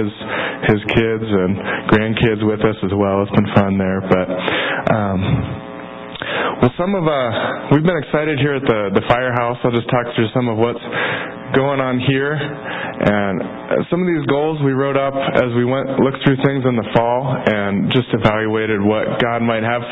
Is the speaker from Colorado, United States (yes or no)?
yes; Boulder, Colorado, United States; also born or lived in Fort Collins, Colorado / Denver, Colorado; I grew up in Colorado in Boulder